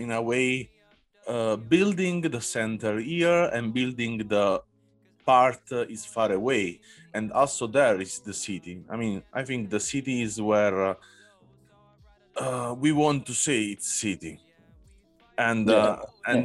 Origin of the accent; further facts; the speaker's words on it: Naples, Campania, Italy; I come from Naples